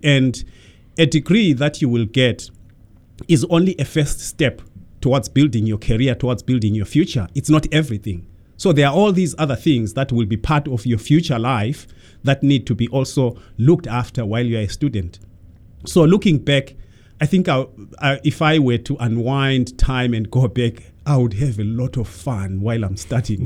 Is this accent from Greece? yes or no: no; Zimbabwe; moved away; I was born in Zimbabwe many, many centuries ago